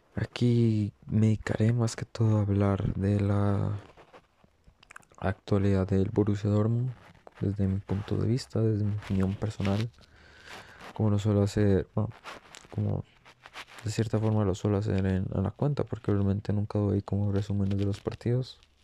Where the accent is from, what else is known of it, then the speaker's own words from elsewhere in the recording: Costa Rica; soy de Costa Rica